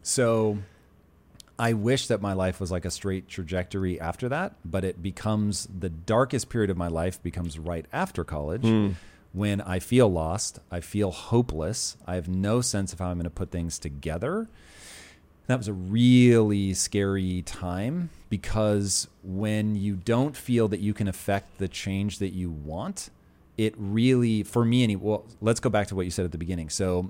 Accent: Puyallup, Washington, United States; So as a child of the 80s, growing up in Tacoma, and I really grew up on the edge of Tacoma. It's probably more accurate, even though my address really was Tacoma, it's more accurate to say I grew up in Puyallup.

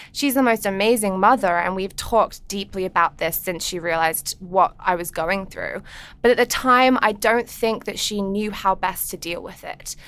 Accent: England, United Kingdom; moved away; I grew up in England

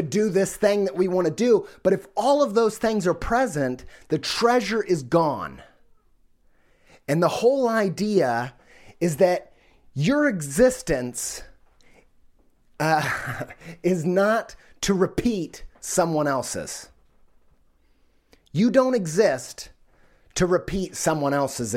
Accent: United States; being an American

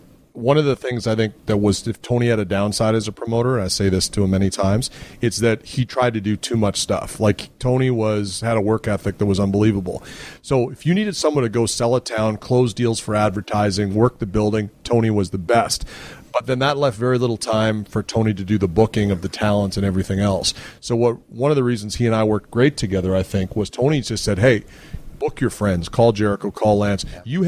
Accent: Winnipeg, Manitoba, Canada; I'm from Winnipeg.

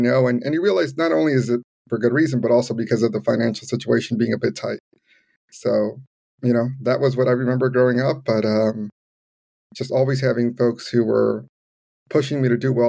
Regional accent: Los Angeles, California, United States; also born or lived in Providence, United States / Evanston, United States; Growing up in the community where I grew up here in Pacoima, it's very Latino, very, very immigrant heavy

